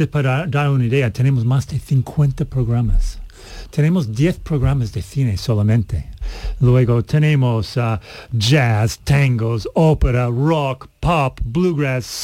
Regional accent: California, United States; Spanish is a second language; now in Seville, Spain; yo soy de California, realmente.

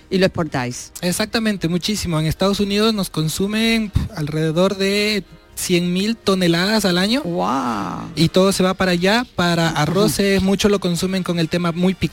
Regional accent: Ecuador; moved away as an adult; also born or lived in Seville; now in Isla Mayor, Spain; Yo vengo de Latinoamérica, soy ecuatoriano

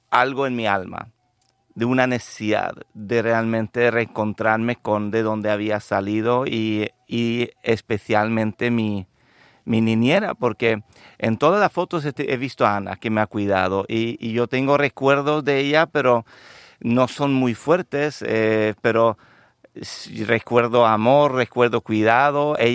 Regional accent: Lapland, Sweden; also born or lived in Andalusia, Spain; Yo soy sueco de nacimiento

